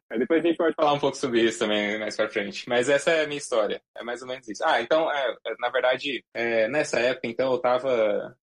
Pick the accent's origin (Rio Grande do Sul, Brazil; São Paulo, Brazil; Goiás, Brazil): Goiás, Brazil; em Goiás, eu cresci, cresci em Goiás